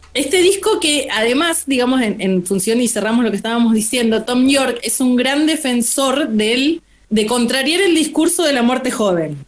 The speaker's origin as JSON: {"language": "Spanish", "town": "Senillosa", "region": "Neuquén", "country": "Argentina", "tie": "born or raised there", "said": "me quedé cuando era chiquita, en, era adolescente, en Cenillosa"}